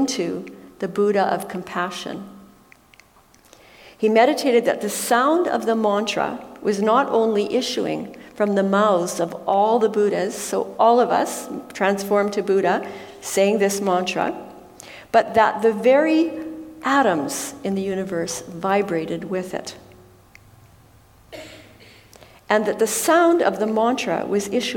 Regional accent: Alberta, Canada; we come from Alberta

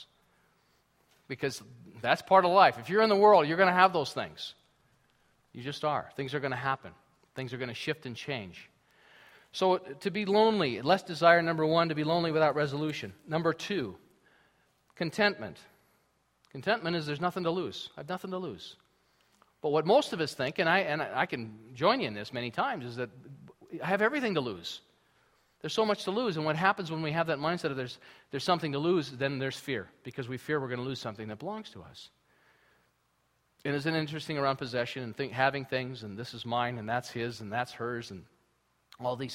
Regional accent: United States; now in Canada; I'm from the United States, and I'm very proud of being from the United States

